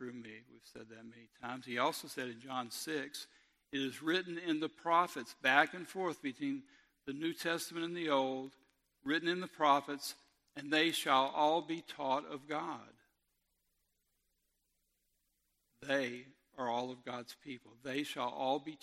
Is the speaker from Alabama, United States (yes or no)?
yes; Robertsdale, Alabama, United States; I'm from Robertsdale